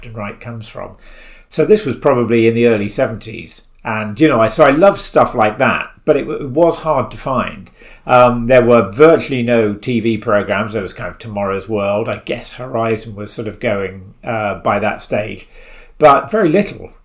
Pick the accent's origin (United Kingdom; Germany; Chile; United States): United Kingdom; Isle of Wight, South East England; I grew up on the Isle of Wight